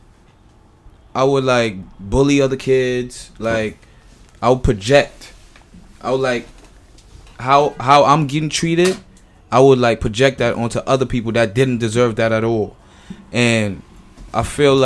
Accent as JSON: {"language": "English", "country": "St. Kitts & Nevis", "moved": "yes", "lives_now": "United States", "said": "I come from St. Kitts and Nevis"}